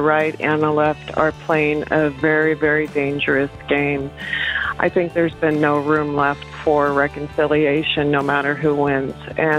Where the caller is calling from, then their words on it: Windsor, Colorado, United States; I am calling from Windsor, Colorado.